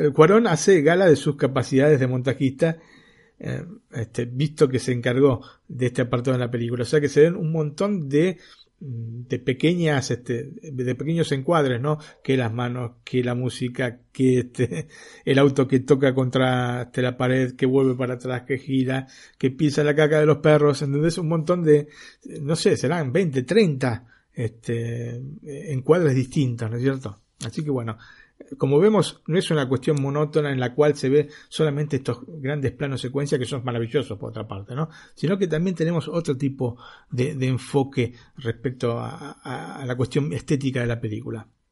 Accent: Argentina; now in Italy; yo como argentino

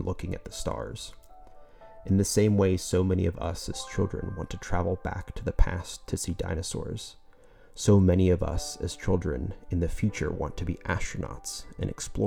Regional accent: Southwest Florida, United States; I grew up in Southwest Florida, close to Everglades National Park

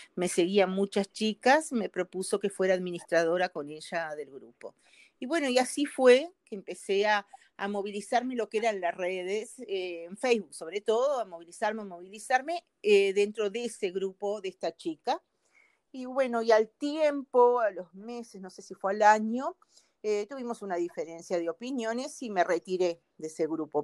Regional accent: Uruguay; moved away as an adult; now in Brazil; soy uruguaya, pero vivo en Brasil también

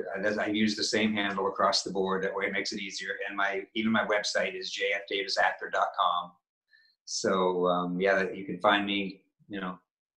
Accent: Maine, United States; and I'm from New England, I'm from Maine, so yes, that one comes off for natural to me

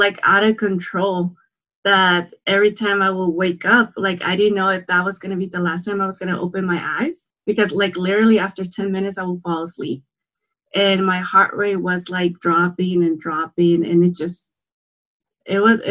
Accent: San Quintín, Baja California, Mexico; I grew up in San Quintin, Baja California, Mexico.

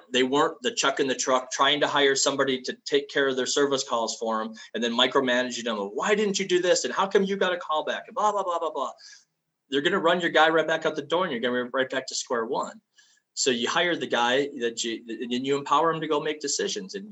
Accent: Ohio, United States; I'm from Ohio

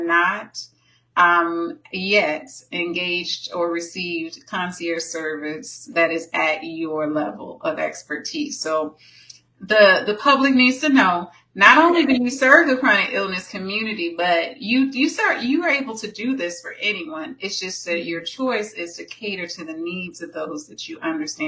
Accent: Tampa, Florida, United States; born or raised there

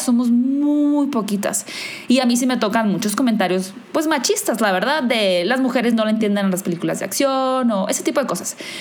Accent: Hermosillo, Sonora, Mexico; moved away as an adult; now in Mexico City, Mexico; yo soy de Hermosillo, soy del norte de México, pero vivo en la Ciudad de México ahora

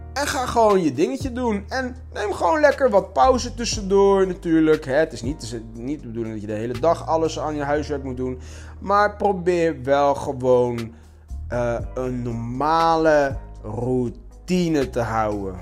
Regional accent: Curaçao; bij ons op Curaçao

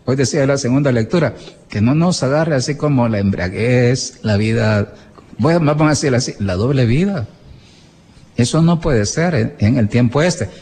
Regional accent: El Salvador; así somos los salvadoreños

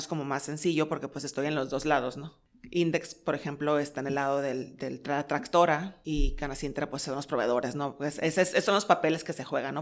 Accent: Mexico; somos mexicanos

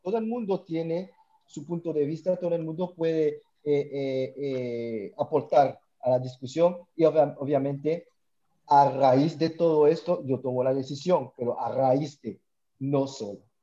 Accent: French Guiana; now in Montreal, Canada; Yo soy de la Guayana Francesa, medio cubano, pero la Guayana Francesa

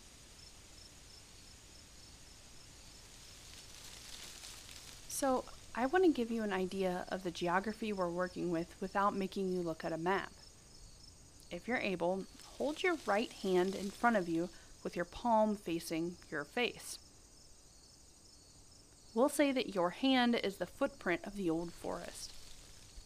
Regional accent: Ohio, United States; I'm from Ohio

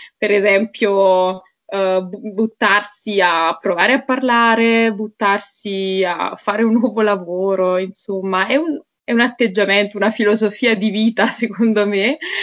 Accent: Naples area, Campania, Italy; first language Italian; moved away as an adult; now in Bratislava, Slovakia; io sono di Napoli, sono di una città vicino Napoli in realtà

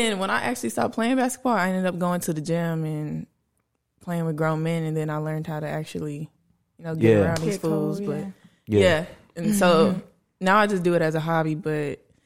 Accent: Fort Worth, Texas, United States; also born or lived in Arlington, Texas / Mansfield, Texas; I'm from Fort Worth, but I went to school in Arlington

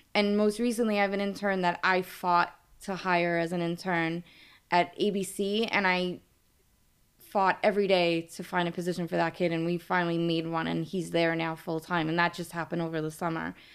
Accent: New York City, New York, United States; accent: New York; I am from New York. I grew, born and raised in Brooklyn

